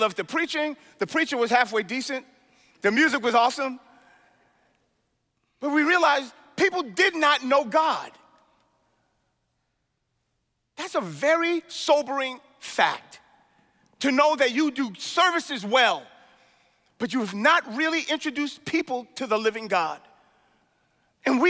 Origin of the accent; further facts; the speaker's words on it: New York City, New York, United States; When I was growing up in Brooklyn